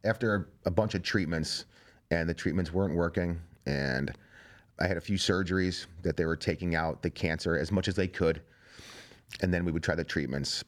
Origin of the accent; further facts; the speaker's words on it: Strongsville, Ohio, United States; I'm a plumber from Strongsville, Ohio